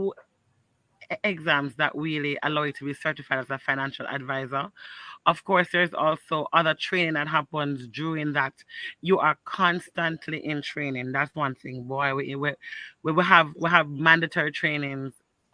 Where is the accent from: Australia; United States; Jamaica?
Jamaica; Kingston; I was born and raised in Rockford